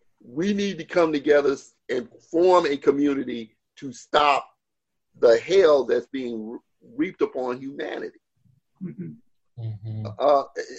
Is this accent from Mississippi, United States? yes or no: yes; Beartown, Mississippi, United States; also born or lived in New York; I'm from Beartown.